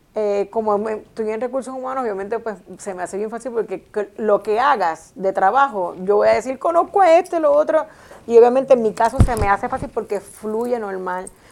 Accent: Puerto Rico; mi país

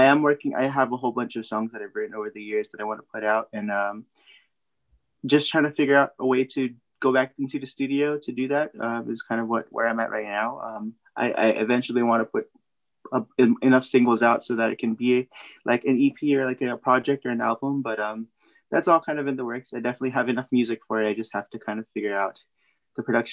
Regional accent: San Jose, California, United States; I was born and raised in San Jose, California

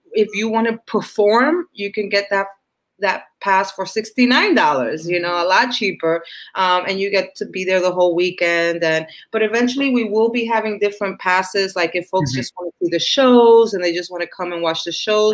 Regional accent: New York City, New York, United States; I'm also from Washington Heights, Dominican

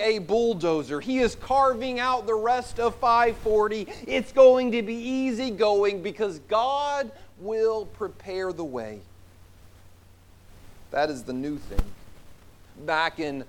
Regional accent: South Carolina, United States; moved away; I grew up in South Carolina

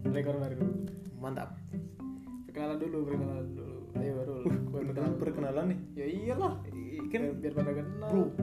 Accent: Java, Indonesia; Nah, lu dari Sunda, gue dari Jawa.

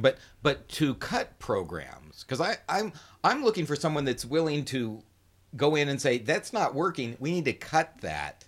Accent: Riverside, California, United States; I was born and raised here in Riverside

